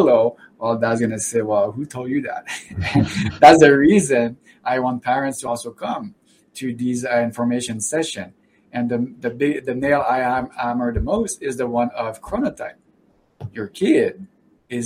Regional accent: Canada; I'm from Canada, after all

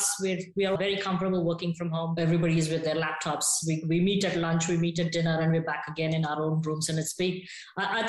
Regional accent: Hyderabad, Telangana, India; moved away as an adult; I'm from Hyderabad originally, from South India

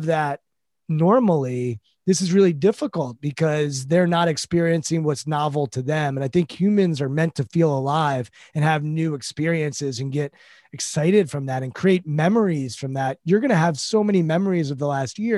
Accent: United States; we're American

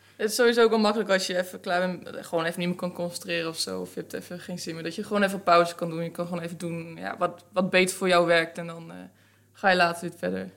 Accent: Netherlands; Nederland is toch waar ik vandaan kom

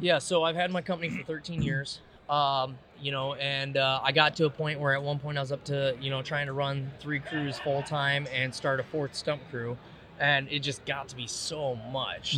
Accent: Davenport, Iowa, United States; now in East Moline, United States; I grew up in Iowa. Uh, you know, Davenport

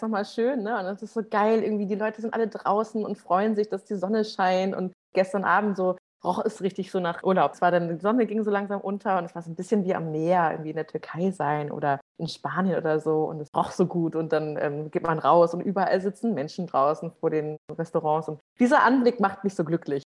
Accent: Schleswig-Holstein, Germany; moved away; ich komme ja ursprünglich aus Schleswig-Holstein

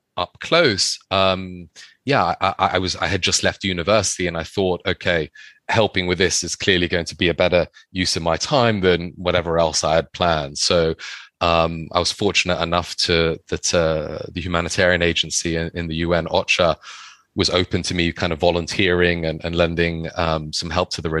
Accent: London, United Kingdom; my mother's Thai, and I grew up in London

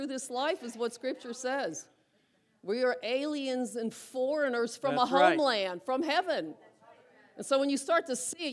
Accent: Butler, United States; I grew up in Butler. Grew up in Lindora

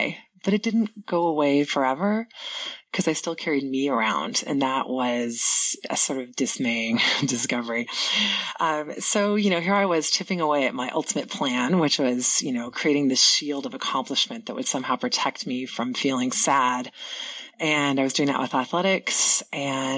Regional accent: Seattle, Washington, United States; moved away as an adult; I grew up in Ballard in the 70s

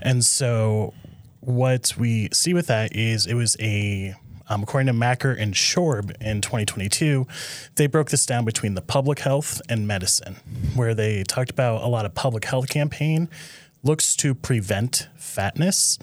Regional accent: Nebraska, United States; I'm from Nebraska originally

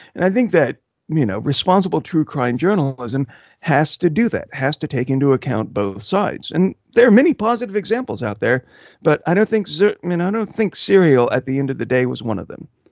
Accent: Houston, Texas, United States; also born or lived in Belgium / Austin, Texas; I grew up mostly in Houston, Texas, and also Austin

